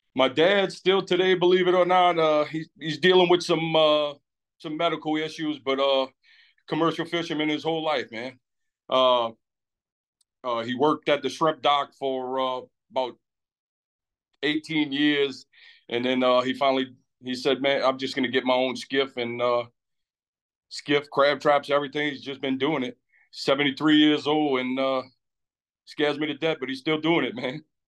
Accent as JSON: {"language": "English", "town": "Lafitte", "region": "Louisiana", "country": "United States", "tie": "born or raised there", "said": "been there my whole life"}